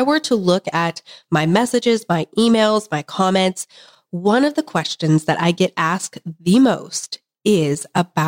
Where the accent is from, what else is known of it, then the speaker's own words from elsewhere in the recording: Kansas, United States; I'm from Kansas